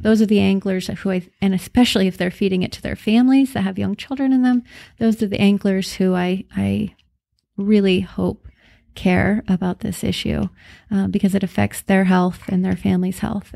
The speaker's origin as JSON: {"language": "English", "area": "McKenzie River", "region": "Oregon", "country": "United States", "tie": "born or raised there", "said": "I grew up on the Mackenzie River in Oregon"}